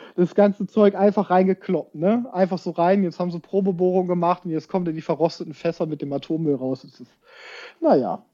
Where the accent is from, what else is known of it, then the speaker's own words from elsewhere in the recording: Hameln, Lower Saxony, Germany; now in Braunschweig, Germany; ich komme ja aus Hameln ursprünglich, da bin ich ja groß geworden